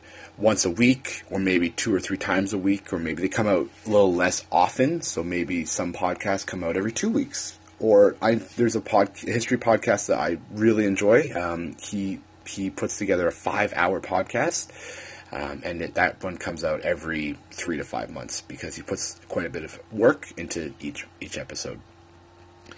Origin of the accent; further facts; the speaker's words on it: Canada; moved away; I am a Canadian